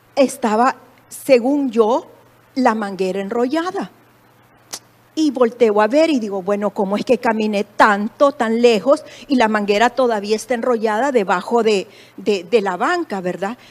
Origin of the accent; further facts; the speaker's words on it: El Salvador; moved away as an adult; En mi país